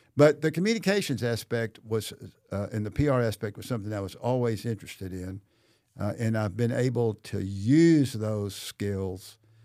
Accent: Batesville, Arkansas, United States; both as a Batesville native and as a Lyon College board member. I grew up in Batesville, within walking distance of the Lyon College campus.

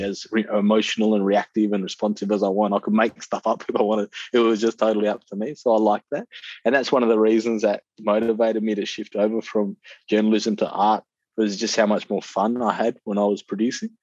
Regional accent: Perth, Western Australia, Australia; I grew up in Perth

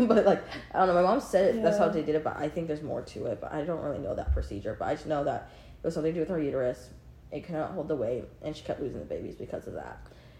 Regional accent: Portland, Oregon, United States; born there; I'll probably go to Portland. Give birth. I was born in Portland.

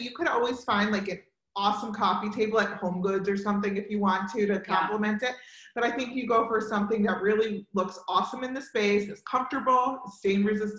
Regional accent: Hamilton, New Jersey, United States; moved away; I grew up right outside of Princeton in a town called Hamilton.

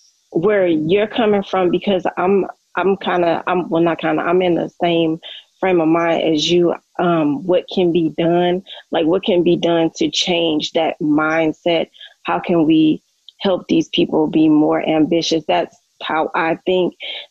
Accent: Cleveland, Ohio, United States; also born or lived in St. Louis; now in Las Vegas, United States; No, I live in Las Vegas. I was born in St. Louis. I was raised in Cleveland, Ohio.

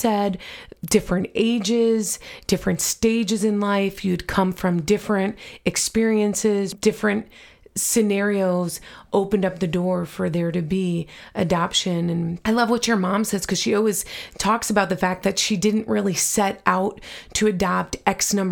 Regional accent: New York, United States; I grew up in New York

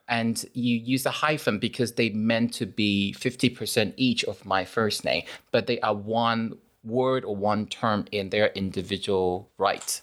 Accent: Taipei, Taiwan; now in United Kingdom; I grew up in the capital city of Taiwan.

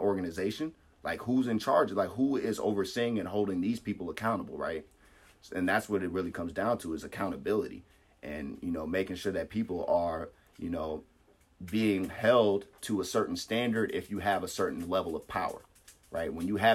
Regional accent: United States; as an American

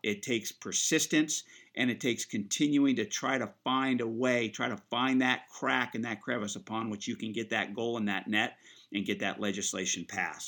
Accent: Central Coast, California, United States; I grew up here on the Central Coast. Um, you know, this is all I know. This is the only place I've called home

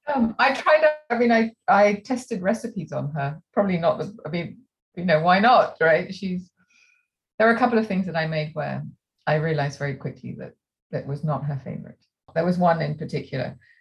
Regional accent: England, United Kingdom; also born or lived in France; now in Santa Barbara, United States; Growing up in England, so I'm, I'm half French and half English. And um, growing up in England and indeed in France

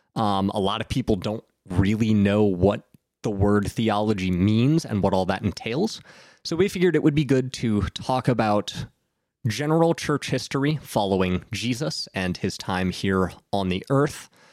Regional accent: Southern Ohio, United States; I grew up in Southern Ohio

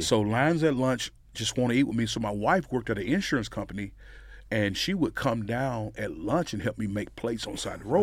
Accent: Amory, Mississippi, United States; moved away as an adult; now in Frisco, United States; I was raised in Amory. Um, there my whole life

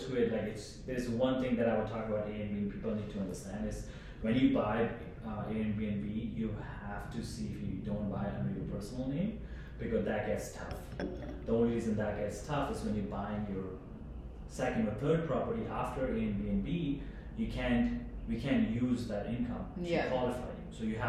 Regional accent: Saskatchewan, Canada; also born or lived in Ontario; I grew up in Saskatchewan, but I'm actually from Ontario.

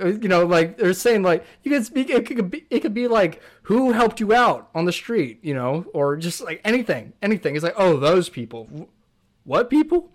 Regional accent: California, United States; born or raised there

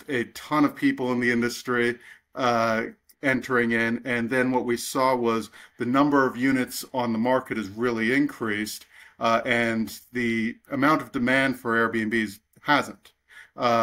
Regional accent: Canada; I'm from Canada.

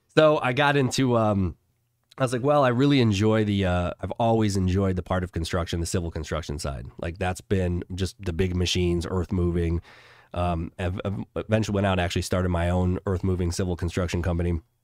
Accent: Chicago, Illinois, United States; moved away; I grew up in Chicago

